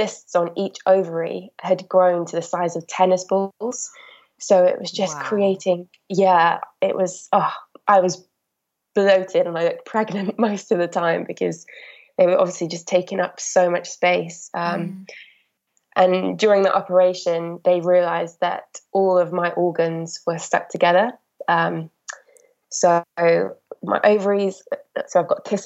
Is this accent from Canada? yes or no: no; Wales, United Kingdom; moved away as an adult; now in London, United Kingdom; I'm obviously from Wales